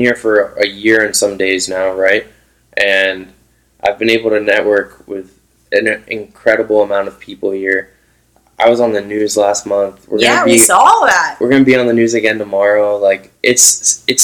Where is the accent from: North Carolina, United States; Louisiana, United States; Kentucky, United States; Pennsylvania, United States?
Pennsylvania, United States; Philadelphia; moved away as an adult; I was born and raised in Philadelphia. I lived all over the world. I came back